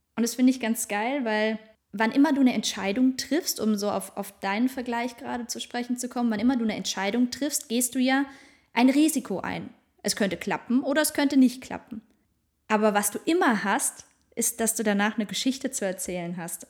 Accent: Northern Black Forest, near Baden-Baden, Baden-Württemberg, Germany; moved away as an adult; also born or lived in Stuttgart; Ich komme aus dem Schwarzwald, Nordschwarzwald besser gesagt, äh, born and raised, aus der Nähe von Baden-Baden

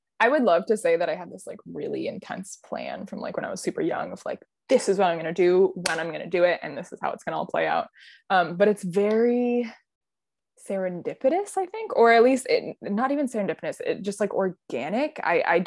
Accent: Midwest, United States; moved away; I grew up in the Midwest

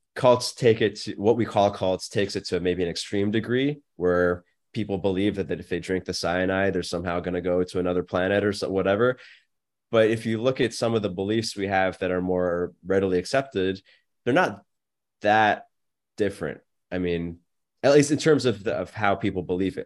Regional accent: United States; I'm very grateful I was born in America.

